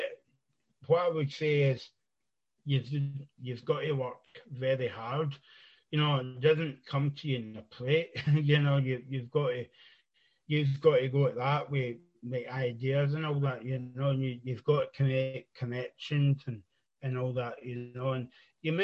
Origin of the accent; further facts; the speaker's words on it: East Renfrewshire, Scotland, United Kingdom; I'm from East Renfrewshire, just kind of like outside Glasgow